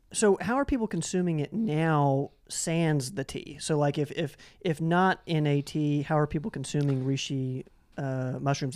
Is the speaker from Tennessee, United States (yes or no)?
yes; Knoxville, Tennessee, United States; the Jackson Avenue Tea Company is in my hometown of Knoxville